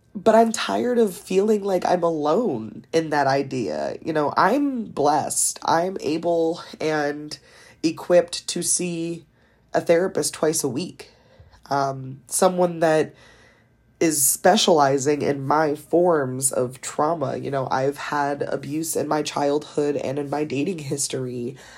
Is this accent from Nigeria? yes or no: no; East Coast, United States; also born or lived in Delaware; I am from the East Coast. I live in the second smallest state of Delaware